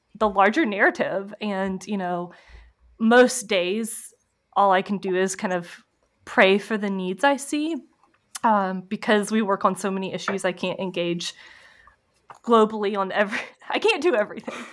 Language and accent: English; Clemmons, North Carolina, United States; I grew up, um, right outside Winston Salem, North Carolina.